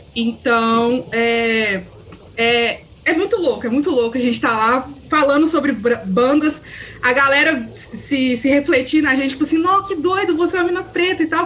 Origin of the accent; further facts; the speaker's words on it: Belo Horizonte, Minas Gerais, Brazil; eu sou de Belo Horizonte